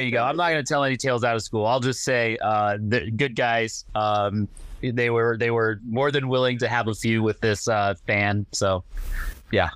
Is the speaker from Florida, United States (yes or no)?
no; Madison, Wisconsin, United States; growing up in Madison